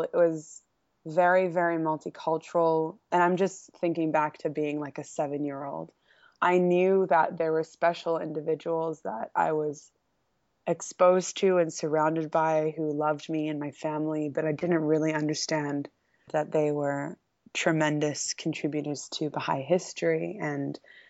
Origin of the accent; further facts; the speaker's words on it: Haifa, Haifa District, Israel; also born or lived in Blacktown, Australia; I was born in Sydney, in a small town in Sydney called Blacktown. And when I was two, my family relocated to Haifa, Israel